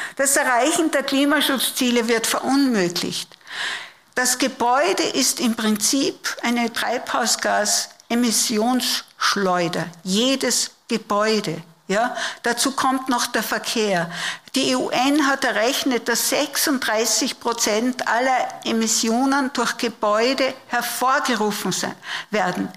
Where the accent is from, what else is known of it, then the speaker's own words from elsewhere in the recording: Upper Austria, Austria; moved away; Ich komme auch aus der Provinz, aus der Oberösterreichischen, habe aber einen steirischen Großvater